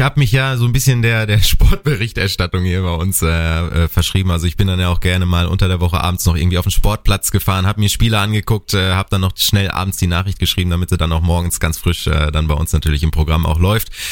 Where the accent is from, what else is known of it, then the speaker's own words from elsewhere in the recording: North Rhine-Westphalia, Germany; moved away as an adult; now in Bad Kreuznach, Germany; bei uns in Ostwestfalen